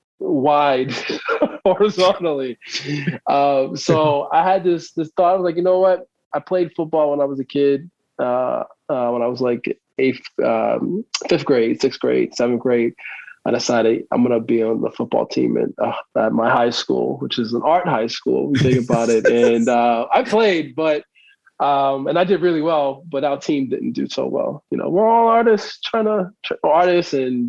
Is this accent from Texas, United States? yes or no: no; Baltimore, Maryland, United States; also born or lived in California / New Orleans; But I'm local, born and raised in Baltimore, spent some time out in California